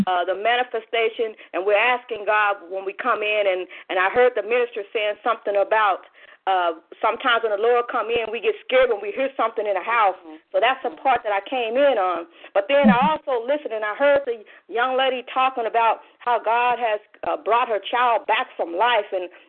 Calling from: Phoenix, Arizona, United States; I'm logging in from Hot Phoenix, Arizona.

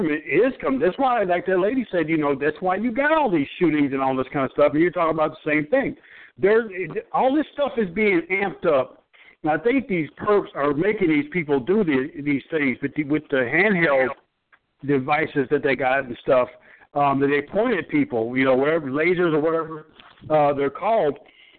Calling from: Michigan, United States; I'm a TI. I'm calling from Michigan.

